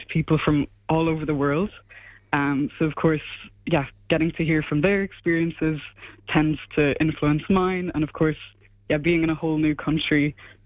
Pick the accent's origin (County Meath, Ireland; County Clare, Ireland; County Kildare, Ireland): County Clare, Ireland; Ennis; moved away as an adult; now in Groningen, Netherlands; I'm from Ennis, I'm from Clare